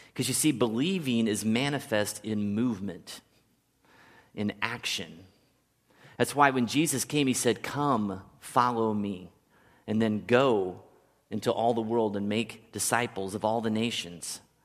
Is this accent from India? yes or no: no; Kansas City, United States; moved away; a kid that grew up in Kansas City his whole